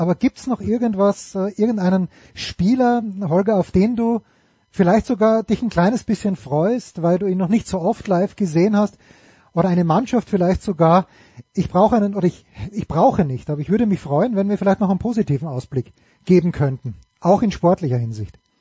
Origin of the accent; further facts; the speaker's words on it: Austria; ich als Österreicher